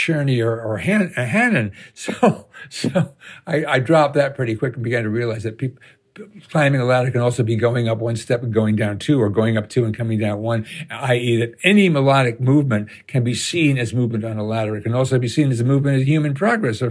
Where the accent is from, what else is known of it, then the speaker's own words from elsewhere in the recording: United States; being an American